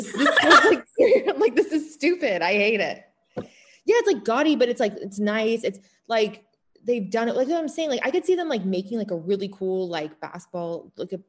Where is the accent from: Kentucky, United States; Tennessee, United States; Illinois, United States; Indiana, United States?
Illinois, United States; I am originally from Illinois, though, so I was right next